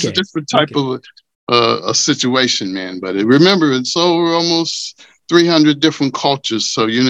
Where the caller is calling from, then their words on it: New York, United States; I'm in New York. New York.